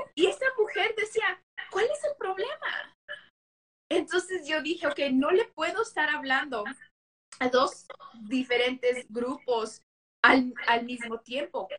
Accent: United States; accent: Mexican-American; now in Las Vegas, United States; si se escucha en mi, en mi acento, soy mexicoamericana

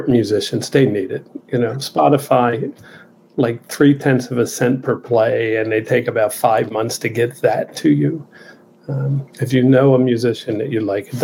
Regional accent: Baltimore, Maryland, United States; where I grew up in Southeast Baltimore in a factory district

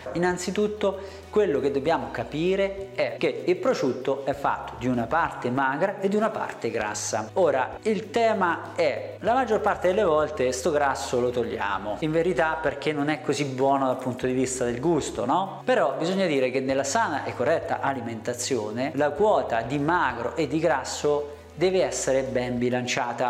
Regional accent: Italy; noi italiani

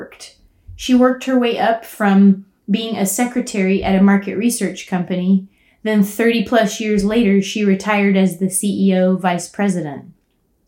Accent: Houston, Texas, United States; moved away as an adult; also born or lived in Austin, Texas; now in Colorado, United States; I grew up in Houston, Texas

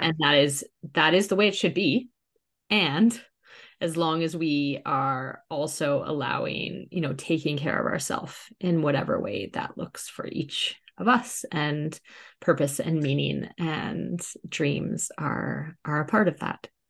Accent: Canada; moved away; also born or lived in England; my whole adult life and my children's whole life at that point had been in England, even though we're Canadian

